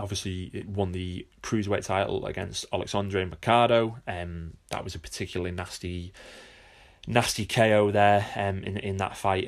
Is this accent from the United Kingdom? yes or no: yes; United Kingdom; being a Brit myself